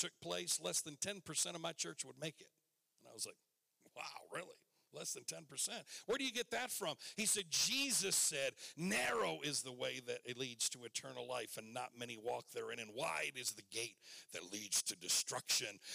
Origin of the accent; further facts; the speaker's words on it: Michigan, United States; I was sitting in Michigan in my hometown